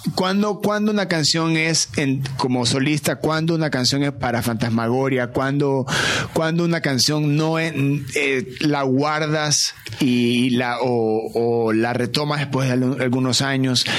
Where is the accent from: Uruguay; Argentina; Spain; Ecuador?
Ecuador; siendo ecuatoriano